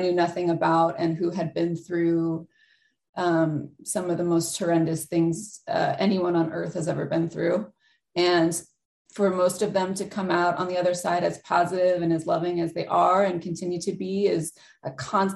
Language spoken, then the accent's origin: English; Virginia, United States; now in California, United States; I grew up in Virginia